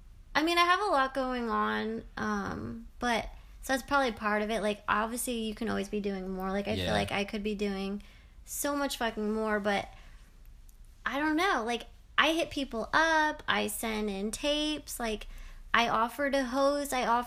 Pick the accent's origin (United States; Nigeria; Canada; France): Canada; I'm a Canadian.